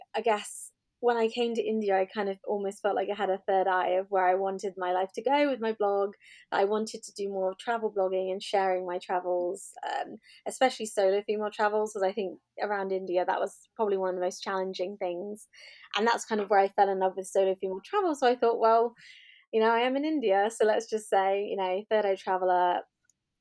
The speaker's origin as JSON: {"language": "English", "town": "Swindon", "region": "South West England", "country": "United Kingdom", "tie": "born or raised there", "also_born_or_lived": "Dorset / Wales", "said": "I was born in Dorset. But when I was a child, we moved to Swindon here in Wiltshire, and that's where I grew up for the majority of my life."}